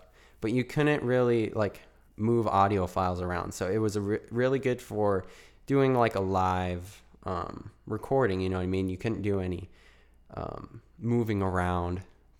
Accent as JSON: {"language": "English", "region": "Arizona", "country": "United States", "said": "I'm from Arizona, so if you're in AZ as well"}